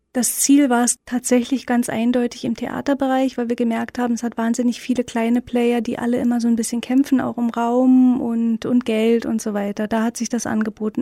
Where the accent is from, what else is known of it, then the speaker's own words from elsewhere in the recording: Berlin, Germany; Ich bin ja in Ostberlin aufgewachsen